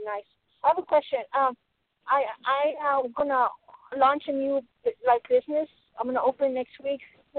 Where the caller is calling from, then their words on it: Colorado, United States; I'm calling from Colorado.